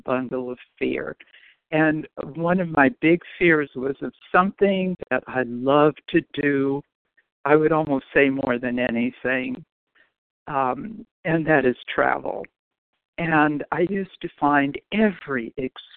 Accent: Los Angeles, California, United States; also born or lived in Chicago; I grew up in L.A.

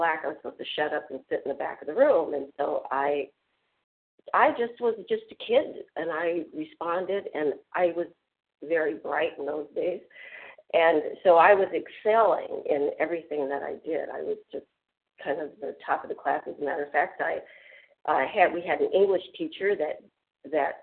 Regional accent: Biloxi, Mississippi, United States; when I was in the seventh grade in Biloxi, Mississippi

